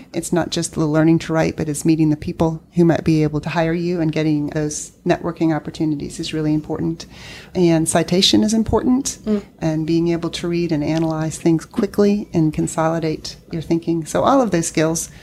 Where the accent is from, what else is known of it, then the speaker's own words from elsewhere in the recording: Northern Virginia, United States; also born or lived in California; now in North Carolina, United States; I grew up in Northern Virginia